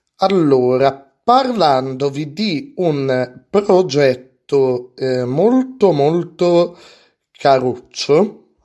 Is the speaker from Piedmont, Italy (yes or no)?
yes; Alessandria, Piedmont, Italy; io sono di Alessandria, abito in Alessandria, in Piemonte